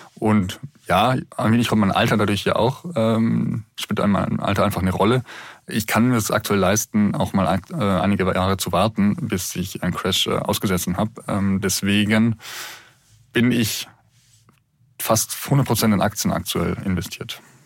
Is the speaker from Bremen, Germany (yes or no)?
no; Munich, Bavaria, Germany; für mich als Münchner